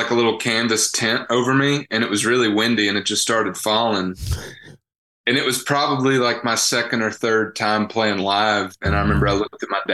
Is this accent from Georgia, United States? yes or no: yes; Dallas, Georgia, United States; moved away as an adult; also born or lived in the South; now in Nashville, United States; I hail from Dallas, Georgia